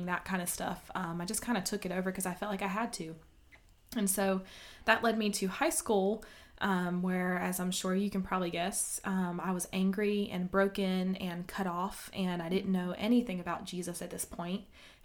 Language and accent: English; Kenly, North Carolina, United States; born or raised there; also born or lived in Atlantic City, New Jersey